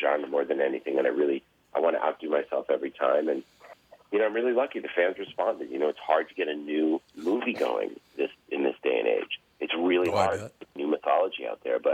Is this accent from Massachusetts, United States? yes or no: yes; Massachusetts, United States; I grew up in Massachusetts